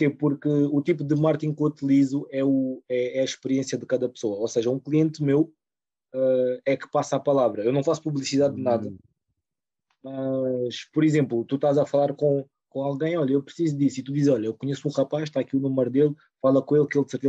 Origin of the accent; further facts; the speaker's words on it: Rio de Mouro, Lisbon, Portugal; sou de Rio de Moro.